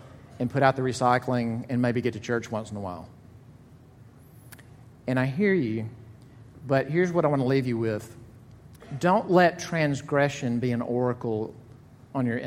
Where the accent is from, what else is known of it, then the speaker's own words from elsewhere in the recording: Jackson, Mississippi, United States; moved away; I'm from Jackson, Mississippi. Not a lot of snows. There's not a ton of them here, but there's less in Jackson, Mississippi